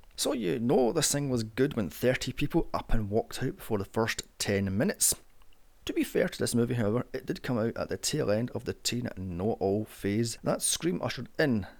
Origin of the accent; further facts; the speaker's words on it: United Kingdom; because I'm British